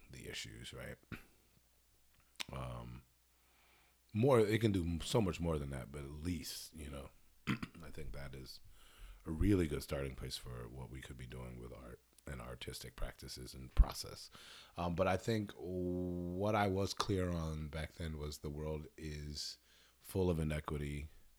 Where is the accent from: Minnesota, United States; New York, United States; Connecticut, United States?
Connecticut, United States; Hartford; I'm born and raised in Hartford, Connecticut, strangest little spot on the East Coast